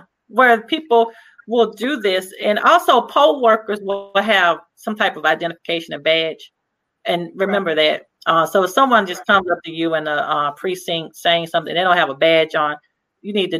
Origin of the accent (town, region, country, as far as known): Mobile, Alabama, United States; moved away